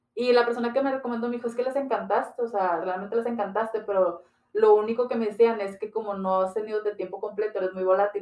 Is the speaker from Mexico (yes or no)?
yes; Ciudad Juárez, Chihuahua, Mexico; Soy originaria de aquí de Ciudad Juárez, Chihuahua